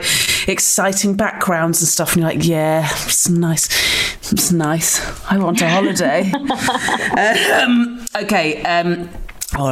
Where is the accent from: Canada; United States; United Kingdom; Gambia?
United Kingdom; Dorset, South West England; also born or lived in Lewisham, London; now in London, United Kingdom; I grew up in Dorset